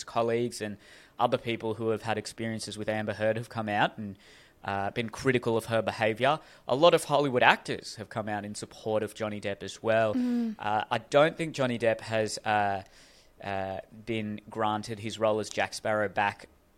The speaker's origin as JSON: {"language": "English", "town": "Hurstville", "region": "New South Wales", "country": "Australia", "tie": "born or raised there", "said": "I grew up in Hurstville."}